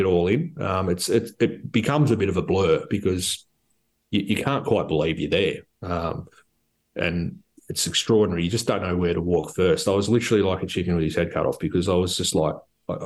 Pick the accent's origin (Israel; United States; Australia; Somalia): Australia; being an Aussie